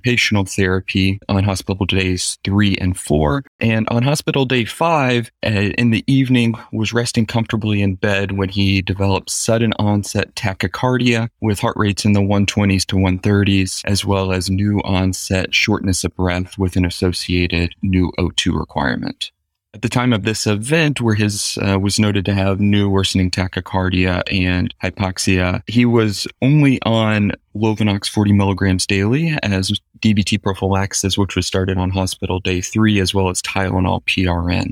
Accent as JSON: {"language": "English", "region": "Georgia", "country": "United States", "moved": "as an adult", "lives_now": "Boston, United States", "said": "I am originally from Georgia"}